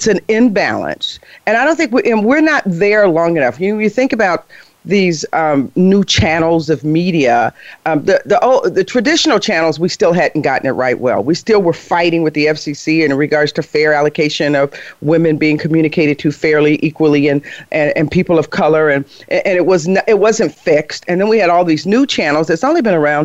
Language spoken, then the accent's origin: English; Chicago, Illinois, United States; I'm from Chicago. I put an S on everything.